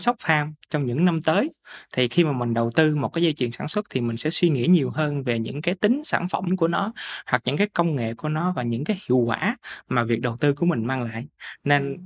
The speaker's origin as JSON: {"language": "Vietnamese", "region": "Mekong Delta", "country": "Vietnam", "tie": "born or raised there", "said": "quê hương của miền Tây của mình"}